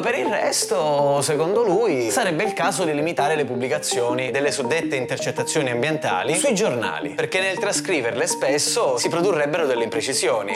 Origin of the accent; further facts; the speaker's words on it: Sicily, Italy; Orgogliosamente veneto almeno il doppio di quanto io non sia orgogliosamente siciliano